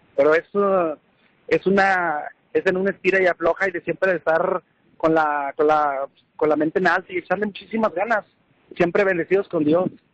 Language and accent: Spanish; Trancoso, Zacatecas, Mexico; aquí de mi pueblo de, de, de Trancoso, Zacatecas